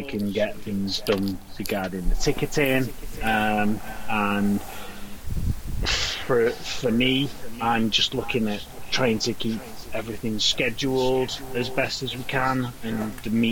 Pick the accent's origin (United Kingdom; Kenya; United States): United Kingdom; Warrington, North West England; I am from Warrington, in the northwest, somewhere sandwiched between Manchester and Liverpool